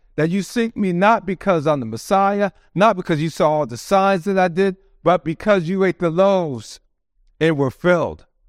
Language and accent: English; United States; we are proud to be Americans